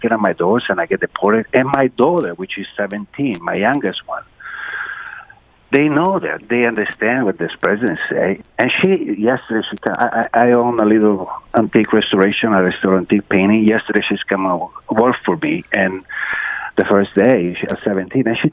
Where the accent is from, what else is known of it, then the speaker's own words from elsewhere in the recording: Italy; English is a second language; now in Oak Park, United States; I'm an immigrant from Italy